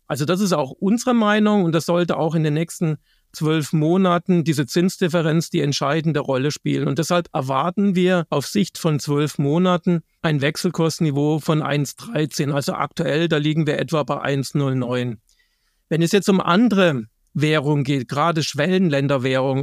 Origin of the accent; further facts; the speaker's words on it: Germany; bei uns in Deutschland